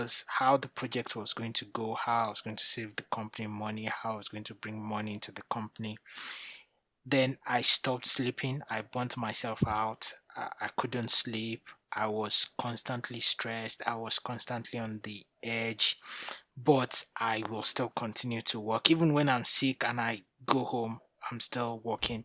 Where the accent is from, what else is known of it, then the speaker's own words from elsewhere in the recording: Nigeria; moved away as an adult; now in United Kingdom; I'm originally from Nigeria, moved to the UK 13 years ago.